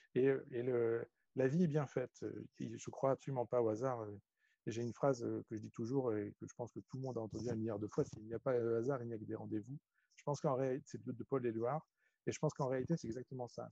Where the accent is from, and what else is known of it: France; also born or lived in China